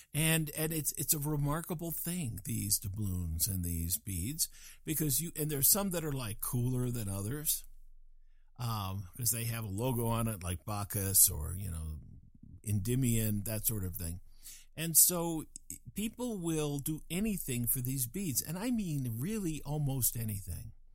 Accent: Fort Collins, Colorado, United States; I was raised in Fort Collins, Fort Collins, Colorado

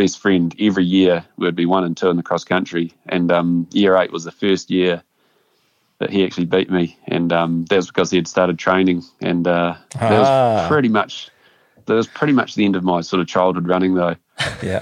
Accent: Amberley, Canterbury, New Zealand; I grew up in Ambley, which is just a small rural town

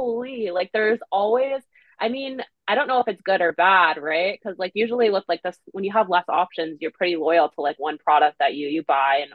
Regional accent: Canada; being like a Canadian, startup founder

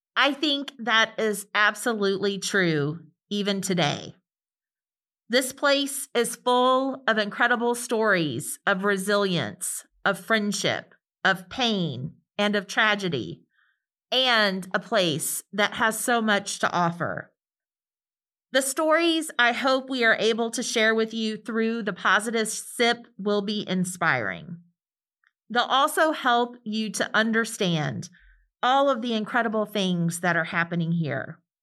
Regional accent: central Illinois, United States; moved away as an adult; also born or lived in Atlanta, Georgia; now in Mississippi, United States; I was born outside of Atlanta, but my family relocated to central Illinois when I was a little girl

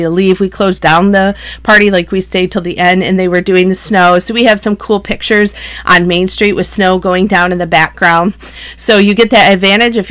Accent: Michigan, United States; We're from Michigan

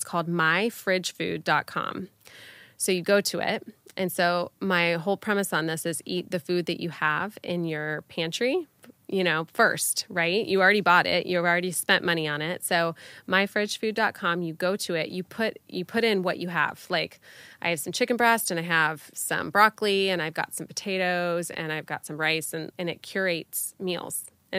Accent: Florida, United States; I'm born and raised in Florida

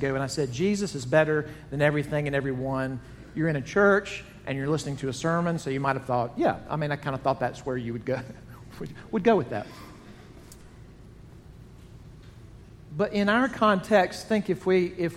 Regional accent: Jackson, Mississippi, United States; Growing up in Jackson, Mississippi

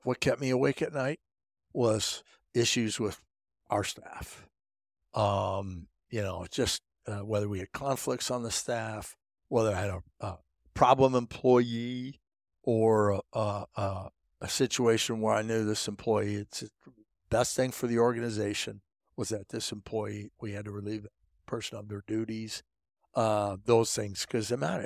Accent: Pettisville, Ohio, United States; I was from Pettisville, Ohio, this town of 400

